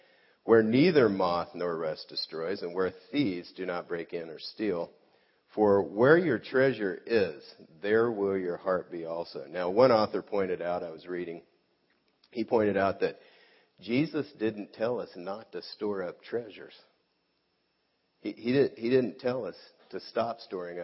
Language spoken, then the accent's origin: English; South Gate, California, United States; I grew up in Southgate, California